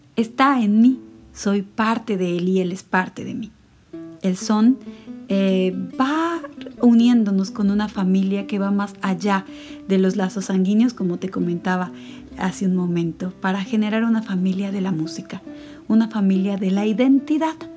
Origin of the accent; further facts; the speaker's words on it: Veracruz, Mexico; el lugar en el cual nací, en Veracruz